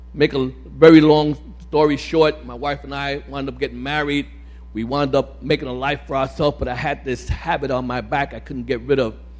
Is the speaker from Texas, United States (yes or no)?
no; New York City, New York, United States; now in Staten Island, United States; I live in Staten Island, but uh, I grew up in Brooklyn, Bedford Stuyvesant, Williamsburg